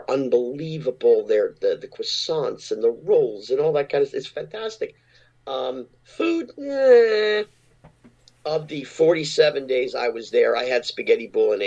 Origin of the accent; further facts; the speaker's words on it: Bridgewater, New Jersey, United States; I grew up in Jersey